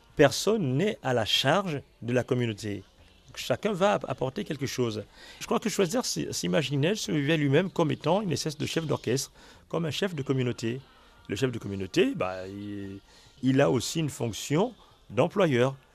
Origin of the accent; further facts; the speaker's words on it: Lambaréné, Moyen-Ogooué, Gabon; also born or lived in Port-Gentil; je suis né à Lambaréné.